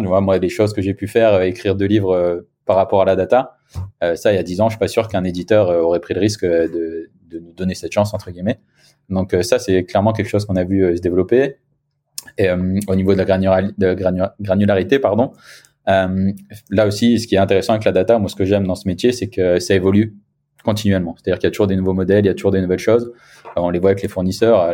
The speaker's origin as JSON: {"language": "French", "area": "the Nord", "region": "Hauts-de-France", "country": "France", "also_born_or_lived": "Brittany / Paris", "moved": "as an adult", "lives_now": "Nice, France", "said": "je suis originaire du Nord, moi, à la base"}